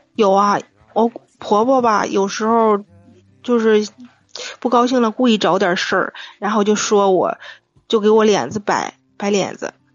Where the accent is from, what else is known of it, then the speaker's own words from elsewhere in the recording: Shijiazhuang, Hebei, China; 石家庄的